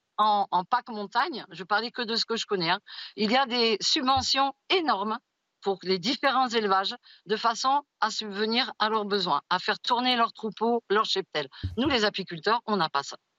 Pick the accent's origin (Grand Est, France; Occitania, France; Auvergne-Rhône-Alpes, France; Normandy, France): Occitania, France; Haute-Ariège; chez moi en Haute-Ariège